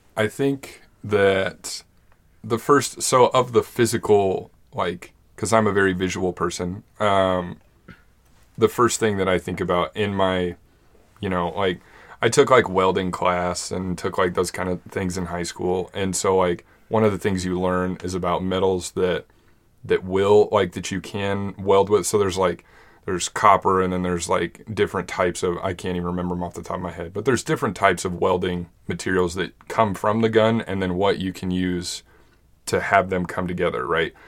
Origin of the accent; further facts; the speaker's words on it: Monument, Colorado, United States; we grew up in Monument